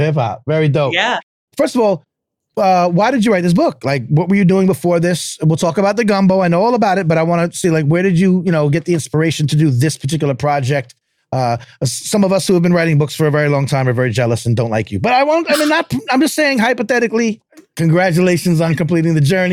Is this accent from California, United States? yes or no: no; New York area, United States; I'm from New York area